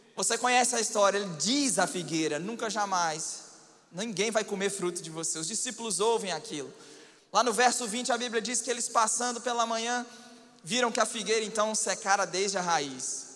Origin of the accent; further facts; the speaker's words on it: Minas Gerais, Brazil; Como bom mineiro